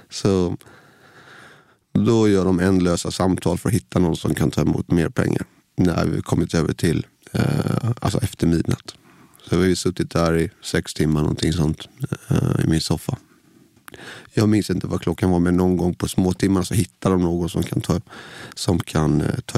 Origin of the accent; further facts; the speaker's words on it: Nässjö, Jönköping County, Sweden; Nässjö i Småland, ja.